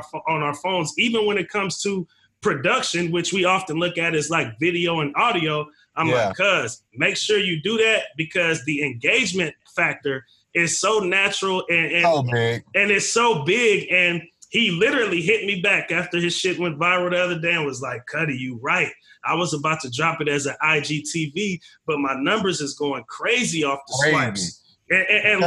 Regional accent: the Bay Area, California, United States; now in Portland, United States; I'm from the Bay.

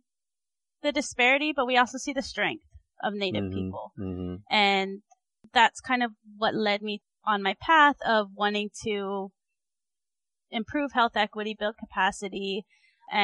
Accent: Hawaii, United States; moved away; also born or lived in Arizona / Michigan / North Dakota; I grew up in Hawaii

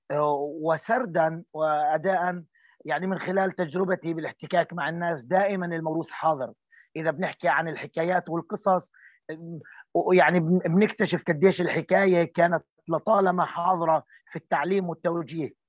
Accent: Palestine; من الاشياء اللي شكلت هويتنا النضاليه احنا كفلسطينيين واحده من الاشياء اللي دائما بنفاخر فيها

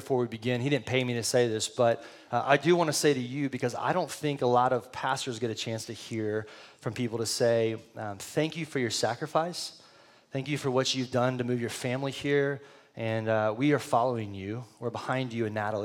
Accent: San Antonio, Texas, United States; also born or lived in Del Rio, Texas; now in Austin, United States; I lived for most of my life in San Antonio

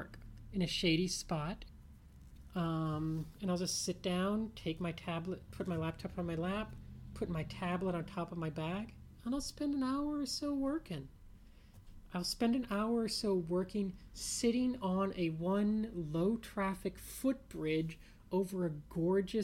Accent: New Orleans, Louisiana, United States; moved away; I grew up in New Orleans, and the Gulf Coast beaches were a little stormy in general, a little undertowy

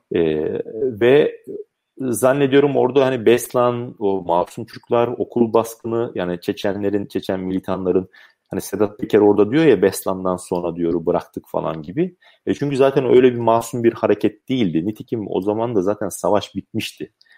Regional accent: Sakarya, Turkey; also born or lived in Rize (mother's side); ben Sakaryalıyım.

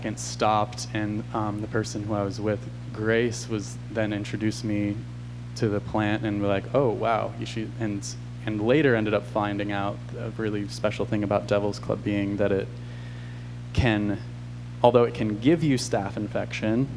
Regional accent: Olympia, Washington, United States; moved away; also born or lived in Portland, Oregon; I was growing up outside of Olympia, Washington

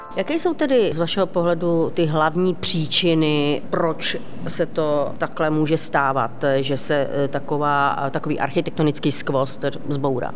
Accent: Ostrava, Moravian-Silesian Region, Czechia; Ostrava Poruba, odkud pocházím.

